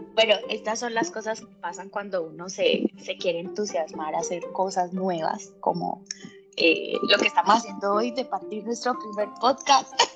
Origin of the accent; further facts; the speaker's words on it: Colombia; moved away as an adult; now in Chile; colombiana, con bastante swing en la piel, eh, pero resido en Chile hace 10 años